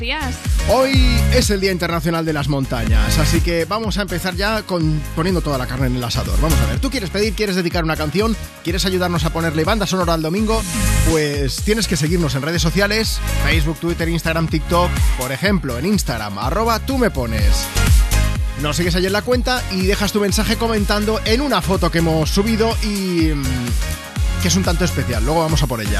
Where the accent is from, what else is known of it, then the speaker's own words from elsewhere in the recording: Barcelona, Catalonia, Spain; Yo, yo soy de Barcelona, Barcelona ciudad, y desde que era pequeño tenía suerte porque yo soy de Nou Barris